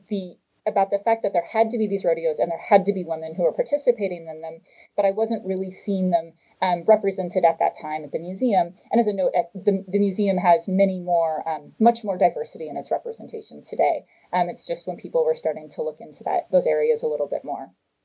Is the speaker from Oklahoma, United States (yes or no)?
no; Texas, United States; So I am from Texas. I'm from a small town in rural Texas.